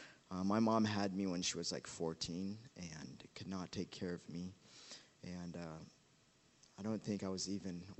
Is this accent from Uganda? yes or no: yes; Uganda; Growing up in Uganda as a kid